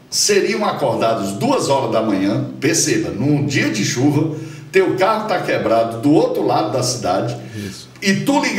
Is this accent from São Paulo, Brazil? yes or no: no; Ceará, Brazil; born there; eu sou o Lorde finlandês que nasci no Ceará.